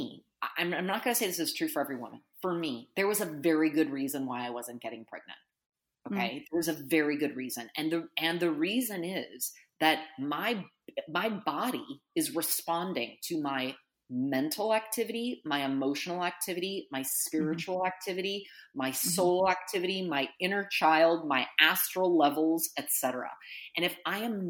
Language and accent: English; United States; as an American